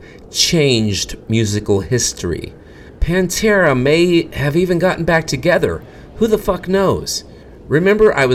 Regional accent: Fresno, California, United States; my hometown. Fresno

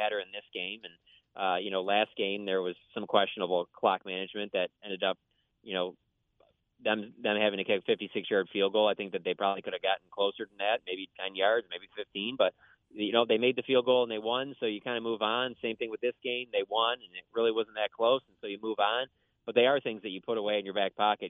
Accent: Detroit, Michigan, United States; I grew up in Detroit

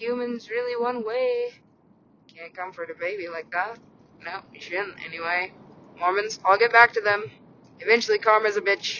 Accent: California, United States; Kind of, because I'm a Californian.

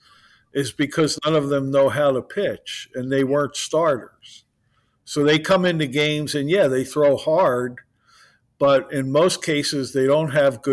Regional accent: Philadelphia, Pennsylvania, United States; I grew up in Philadelphia in 1972

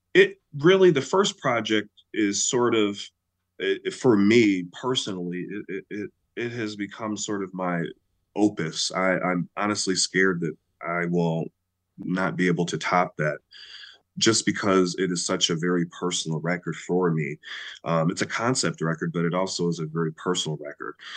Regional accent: Chicago, Illinois, United States; I'm from Chicago

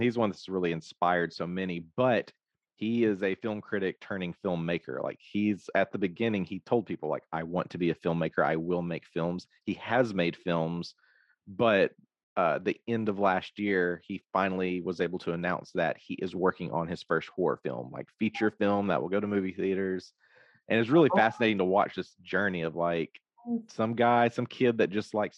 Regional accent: Arkansas, United States; born in another state, but I relocated here early on because parents kind of grew up here

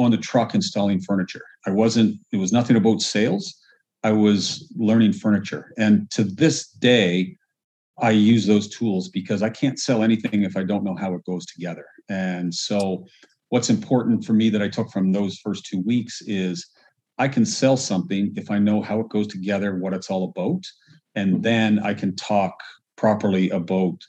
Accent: Halifax, Nova Scotia, Canada; moved away as an adult; also born or lived in Dartmouth, Nova Scotia / Calgary, Alberta / British Columbia; now in Kelowna, Canada; I'm an East Coast boy, so grew up in Halifax, Dartmouth, Nova Scotia

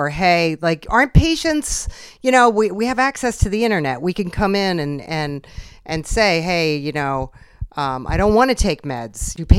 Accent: Philadelphia, Pennsylvania, United States; I grew up in the Philadelphia market.

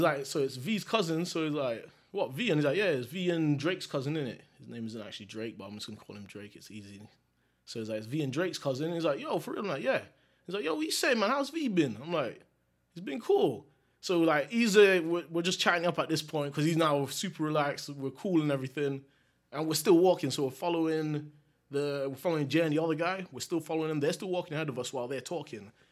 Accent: Jamaica; 'cause being Jamaican

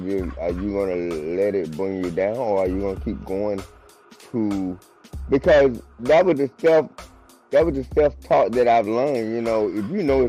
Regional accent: Winston-Salem, North Carolina, United States; moved away as an adult; now in Charlotte, United States; Winston-Salem, North Carolina.

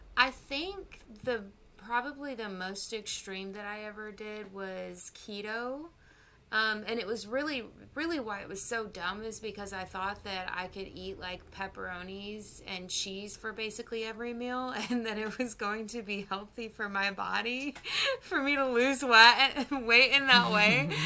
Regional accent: Texas, United States; I am from Texas

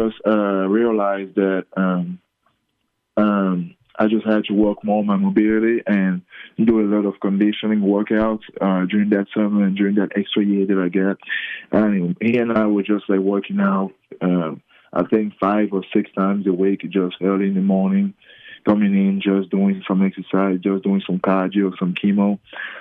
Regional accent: Cameroon; moved away; also born or lived in Australia / Las Vegas; I'm the first from Cameroon to be in a team that won a national championship

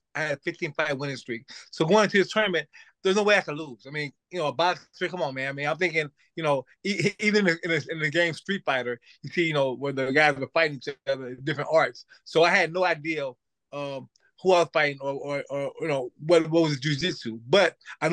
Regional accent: St. Louis, Missouri, United States; I'm originally from St. Louis, Missouri

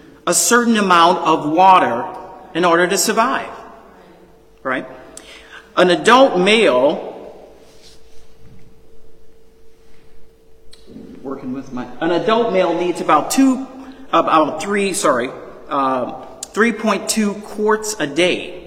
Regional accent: New Orleans, Louisiana, United States; I'm originally born and raised in New Orleans, Louisiana

